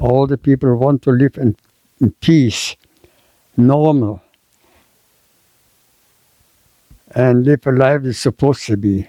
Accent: Germany; moved away; also born or lived in Ukraine; I was born in Germany

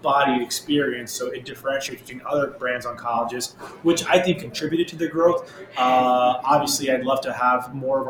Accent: New York City, New York, United States; My parents fled Afghanistan during the Soviet invasion, and they immigrated to New York City, and I was born and raised in Queens

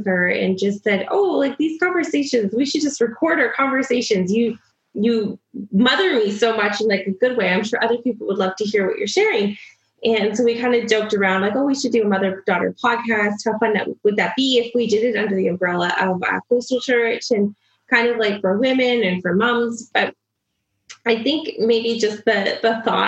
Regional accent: Swift Current, Saskatchewan, Canada; also born or lived in Regina, Saskatchewan; I was born in Swiftcurrent, Saskatchewan

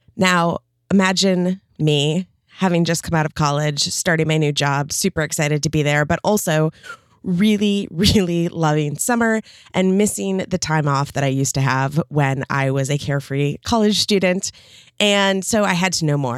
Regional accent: Midwest, United States; moved away as an adult; now in California, United States; I grew up in the Midwest, and for the first thirty years of my life

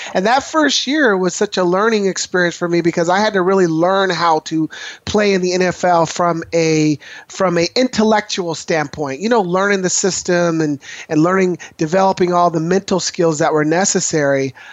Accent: Portland, Oregon, United States; as a young man growing up in Northeast Portland

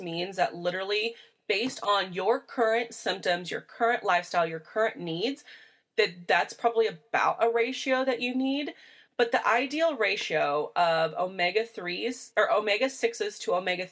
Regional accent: Midwest, United States; I am from the Midwest. We are, when we say we're corn fed, we are literally corn fed

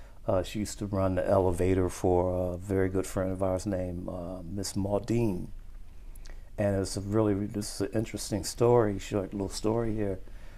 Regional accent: Detroit, Michigan, United States; I was born in Detroit, July 28th, 1956.

